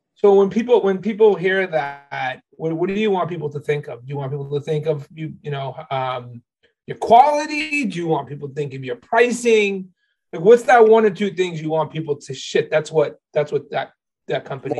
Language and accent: English; Haverhill, Massachusetts, United States; I'm from Haverhill